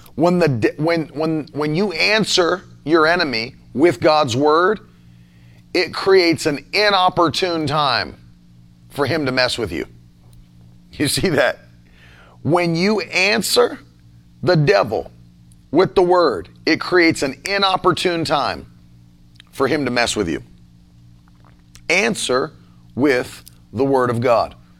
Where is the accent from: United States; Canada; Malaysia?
United States; as an American citizen because I'm not a citizen of your nation. I'm a citizen of America